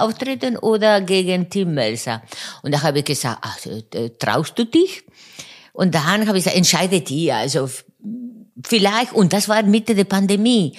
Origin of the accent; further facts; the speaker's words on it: Buenos Aires, Argentina; German is a second language; moved away as an adult; geboren in Buenos Aires und dort bis äh, 26 Jahre äh, gewohnt